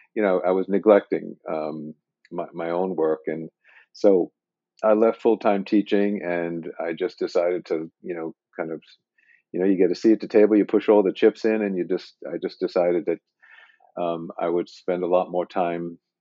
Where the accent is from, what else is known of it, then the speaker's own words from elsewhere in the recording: New York, United States; moved away; I did grow up in New York